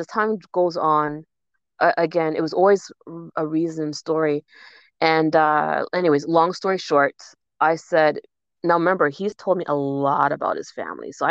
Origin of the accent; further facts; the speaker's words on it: Jamaica; I'm Jamaican